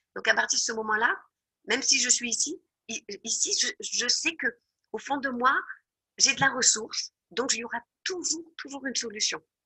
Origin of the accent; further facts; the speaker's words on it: France; moved away; je suis française